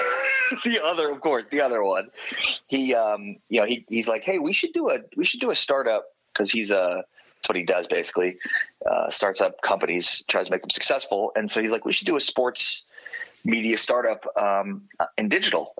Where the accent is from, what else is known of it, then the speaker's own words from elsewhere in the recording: Chicago, Illinois, United States; moved away as an adult; also born or lived in Moberly, Missouri / Austin, Texas / San Antonio, Texas; growing up in Chicago and living in this tiny town.